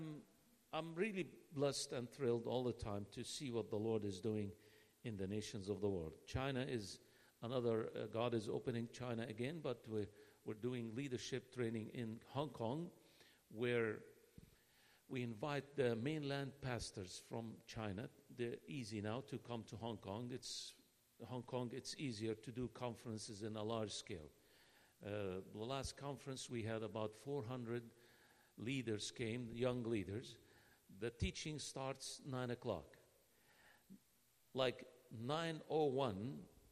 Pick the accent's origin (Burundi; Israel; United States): Israel; Nazareth, Northern District; I'm from Nazareth